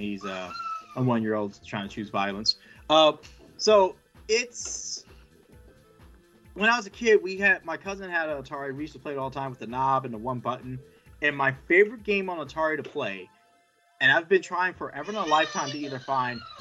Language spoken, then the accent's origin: English; Harrisburg, Pennsylvania, United States; now in Middletown, United States; I live in Middletown, Pennsylvania, but I grew up in Harrisburg, Pennsylvania